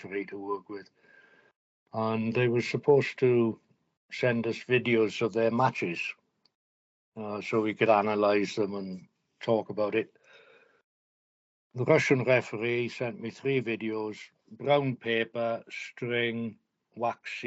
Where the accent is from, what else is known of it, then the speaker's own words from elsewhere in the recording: Wales, United Kingdom; I'm Welsh